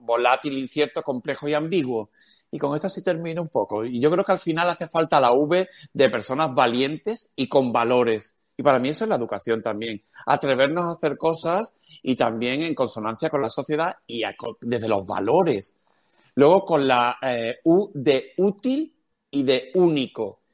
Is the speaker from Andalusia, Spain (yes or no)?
yes; Cádiz, Andalusia, Spain; Soy de Cádiz, decimos cojones